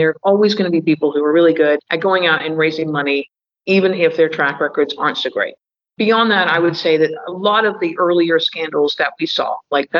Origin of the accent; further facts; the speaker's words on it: England, United Kingdom; moved away; I grew up in England when they were just joining Europe